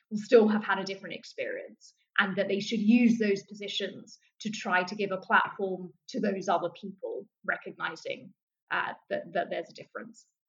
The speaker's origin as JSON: {"language": "English", "region": "London", "country": "United Kingdom", "tie": "born or raised there"}